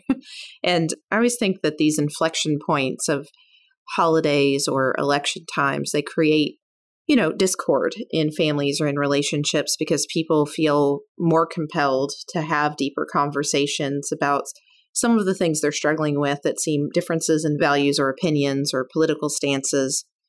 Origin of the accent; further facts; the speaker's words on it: Kentucky, United States; now in West Coast, United States; I'm from Kentucky originally